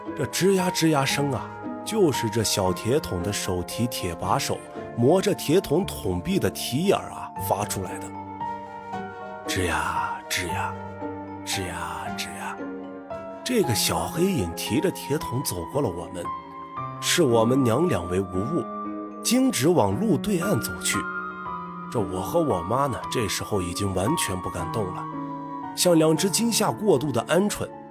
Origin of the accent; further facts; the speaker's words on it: Northwest China, China; 一个土生也长的西北大汉…